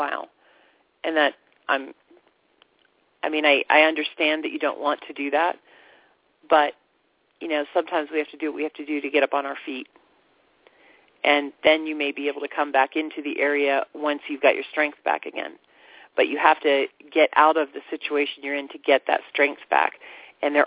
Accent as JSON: {"language": "English", "region": "Florida", "country": "United States", "tie": "born or raised there", "said": "I grew up in Florida"}